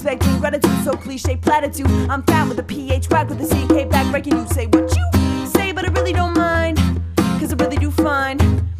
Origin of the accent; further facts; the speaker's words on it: Wilmette, Illinois, United States; And so I am from the suburbs. I'm from Wilmette, Illinois. It's about 30 minutes north of Chicago, and it's a good place to grow up, but also has its faults.